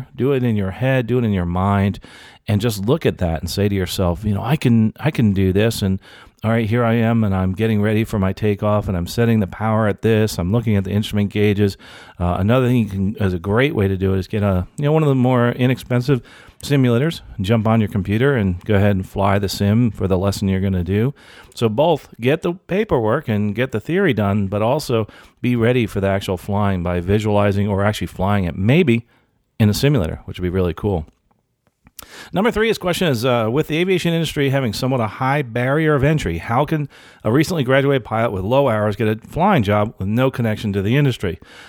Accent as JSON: {"language": "English", "country": "Canada", "said": "I'm a Canadian, and I've been working in my industry for 20 years"}